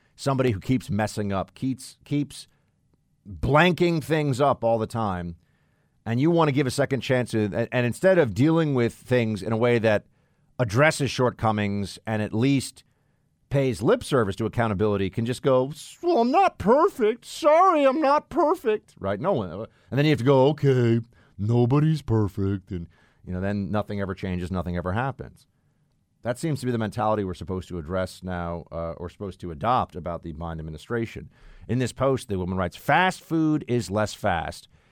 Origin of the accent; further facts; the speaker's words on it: New York City, New York, United States; I've never actually been in Chicago, which is just weird as a New Yorker